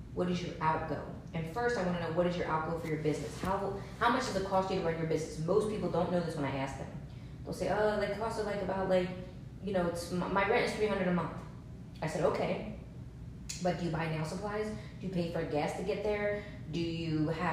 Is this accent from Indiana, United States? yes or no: no; New Jersey, United States; moved away; also born or lived in Los Angeles / San Francisco / Seattle; I grew up in New Jersey, then I moved to Los Angeles, then, you know, I was in San Francisco for a little bit. I was in Seattle.